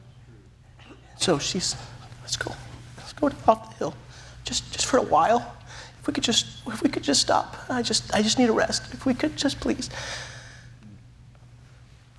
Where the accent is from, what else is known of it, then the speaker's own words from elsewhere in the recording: United States; moved away as an adult; I'm American